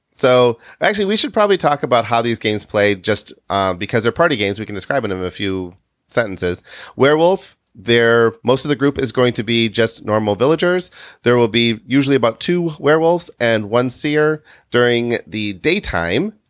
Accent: Midwest, United States; we grew up in the Midwest. Well, Kitty and I did

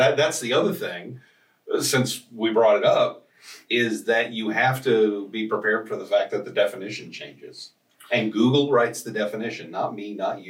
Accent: Garland, Texas, United States; And I grew up in Garland, which is right next

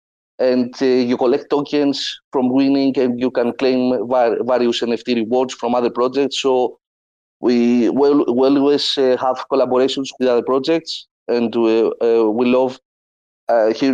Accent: Greece; I'm from Greece

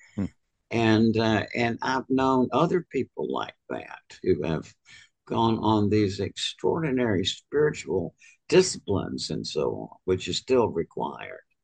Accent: Georgia, United States; I was from Georgia where I went to medical school.

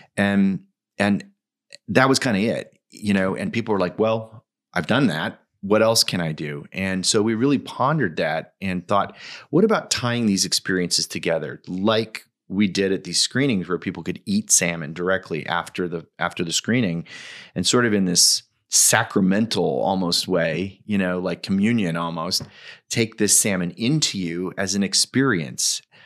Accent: Washington, United States; in my home state of Washington, where I currently live

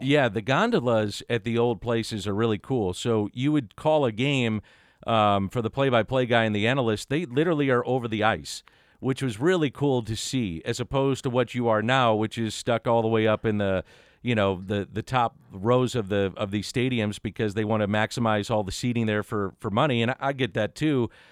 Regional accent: St. Louis, Missouri, United States; I grew up in South St. Louis. I'm a St. Louis native

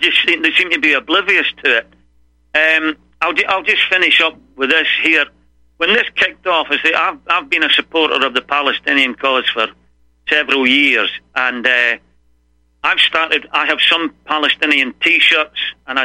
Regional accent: Falkirk, Scotland, United Kingdom; now in Austin, United States; I'm from Falkirk, which is midway between Glasgow and Edinburgh

